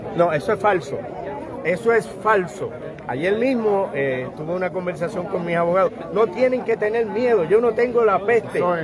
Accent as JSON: {"language": "Spanish", "town": "Ponce", "country": "Puerto Rico", "said": "la playa, que es de donde yo soy"}